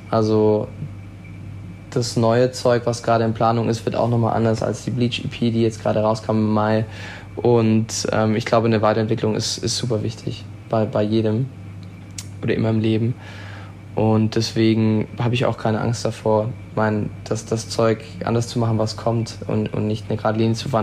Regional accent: Switzerland; now in Baden-Württemberg, Germany; ursprünglich bin ich in der Schweiz aufgewachsen

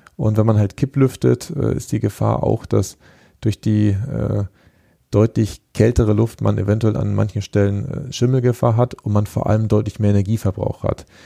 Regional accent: Germany; für uns als ähm, Deutsche, die, die, ja seit Jahrzehnten immer diesen Titel des Exportweltmeisters äh, innehaben

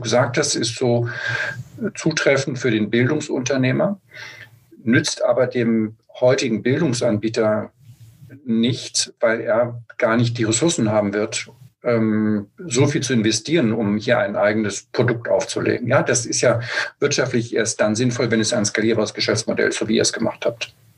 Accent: Germany; wir als Deutsche

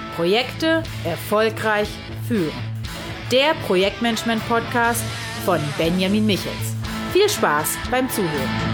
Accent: Berlin, Germany; moved away as an adult; also born or lived in Lower Saxony; now in Hanover, Germany; Ich bin in Berlin aufgewachsen

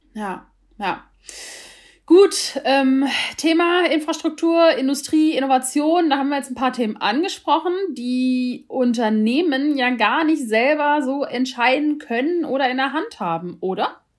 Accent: Germany; bei uns in Deutschland

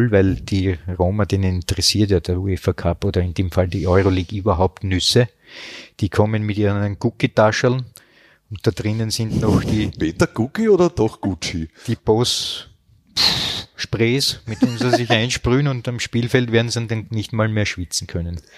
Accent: Styria, Austria; Ich bin Steirer.

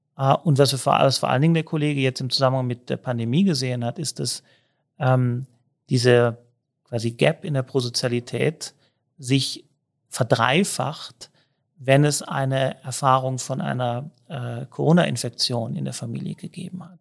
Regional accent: Cologne, North Rhine-Westphalia, Germany; moved away as an adult; now in Innsbruck, Austria; Ich selber bin viel in Köln aufgewachsen, aber auch lange in Köln gelebt

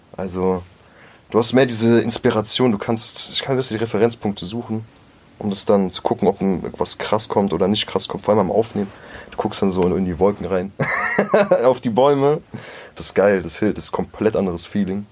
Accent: Groß-Gerau, Hesse, Germany; moved away as an adult; also born or lived in Mörfelden-Walldorf; now in Frankfurt, Germany; ich bin halt in Groß-Gerau aufgewachsen, Groß-Gerau bei Rüsselsheim

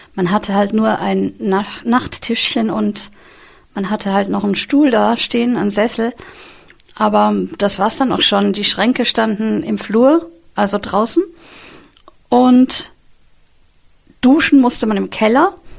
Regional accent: Vienna, Austria; moved away as an adult; now in near Cologne, Germany; Ich bin in Wien aufgewachsen

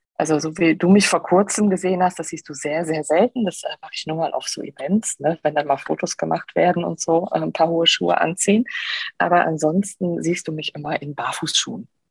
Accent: Heinsberg, North Rhine-Westphalia, Germany; also born or lived in Aachen; Ich bin groß geworden bei Heinsberg

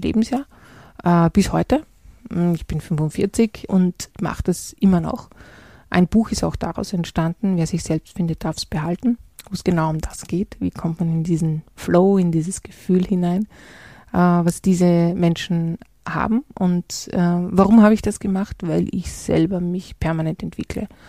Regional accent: Salzburg, Austria; ich bin in der Stadt Salzburg groß geworden

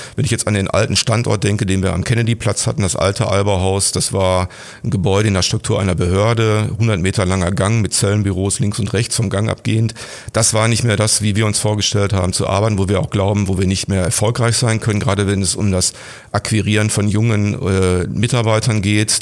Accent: Gladbeck, North Rhine-Westphalia, Germany; moved away as an adult; also born or lived in Bottrop / Gelsenkirchen; now in Essen, Germany; meine Heimatstadt ist wie gesagt Gladbeck. Da habe ich die ersten 25 Jahre in Abhängigkeit gelebt, nämlich in meinem Elternhaus.

